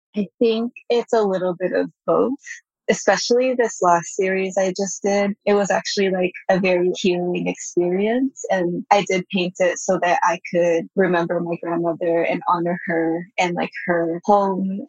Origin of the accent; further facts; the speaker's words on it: Bay Area, California, United States; first language Japanese; English is a second language; also born or lived in Japan; I grew up in the Bay Area too, and which is quite different than the rest of the US